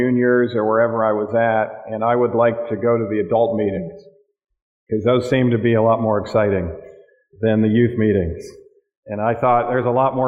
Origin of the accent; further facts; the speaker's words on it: Michigan, United States; moved away; back in my home state of Michigan.